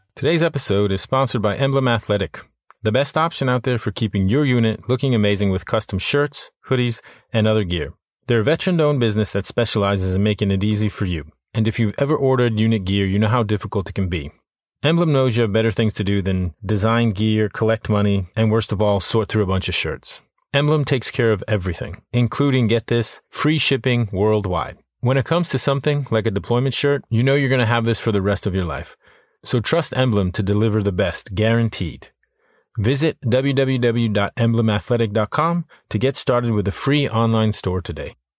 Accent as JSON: {"language": "English", "town": "Worcester", "region": "Massachusetts", "country": "United States", "tie": "born or raised there", "said": "I grew up right outside of Worcester, Massachusetts"}